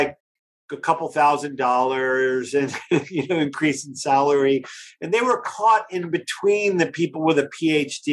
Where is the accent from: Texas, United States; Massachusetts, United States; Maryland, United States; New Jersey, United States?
New Jersey, United States; Pine Barrens; I come from New Jersey, from the Pine Barrens, and I have three brothers.